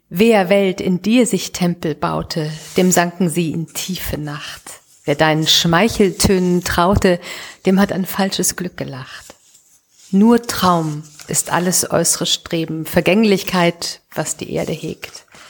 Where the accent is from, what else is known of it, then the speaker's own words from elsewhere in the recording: Düsseldorf, North Rhine-Westphalia, Germany; in meiner Heimatstadt Düsseldorf